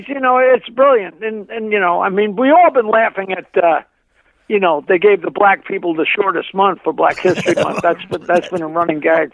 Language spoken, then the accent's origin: English; Long Island, New York, United States; Aside from growing up on Long Island